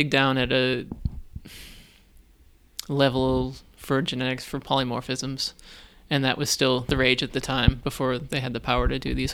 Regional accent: Weymouth, Massachusetts, United States; moved away as an adult; also born or lived in Boston; now in Buffalo, United States; I grew up um, on the South Shore of Boston. Oh, okay. So, um, yeah, from a little working class town called Weymouth.

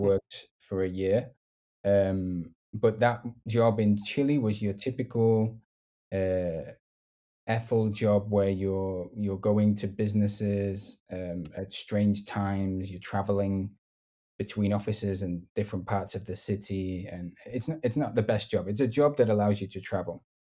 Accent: the north of England, United Kingdom; accent: northern; maybe don't have the stereotypical accent because I'm from the north

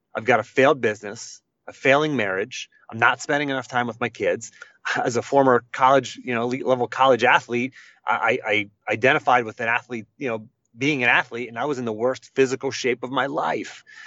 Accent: Western Pennsylvania, United States; I grew up in Western Pennsylvania, just a, a, a country boy, blue collar family

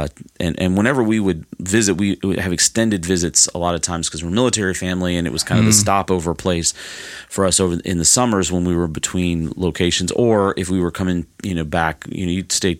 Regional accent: Alabama, United States; we're from Alabama

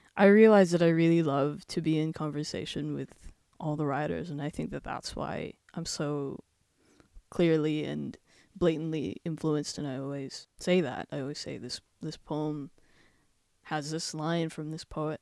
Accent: Werribee, Victoria, Australia; I grew up in Werribee. We immigrated, me and my family, we immigrated to Australia in two thousand three.

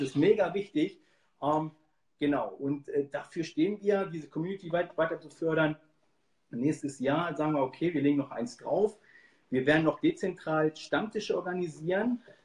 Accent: Hanover, Hildesheim region, Lower Saxony, Germany; ich komme ja aus der Region Hannover, Hildesheim

